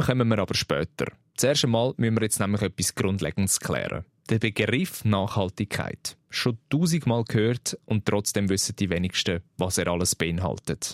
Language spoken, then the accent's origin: German; Switzerland; bei uns in der Schweiz